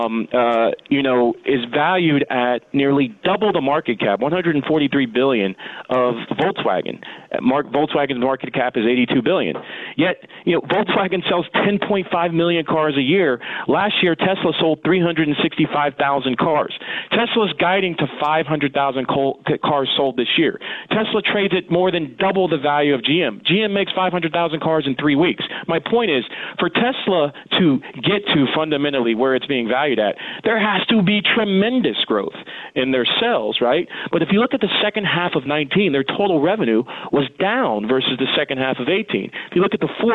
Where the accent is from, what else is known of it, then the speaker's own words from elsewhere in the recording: Columbus, Ohio, United States; now in New York, United States; Ohio where I'm from